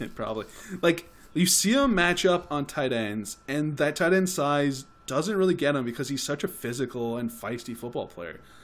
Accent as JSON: {"language": "English", "country": "Canada", "said": "we're Canadian"}